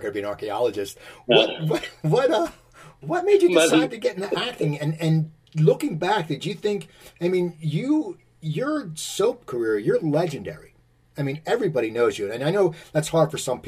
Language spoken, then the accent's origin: English; near Philadelphia, Pennsylvania, United States; I grew up near Philadelphia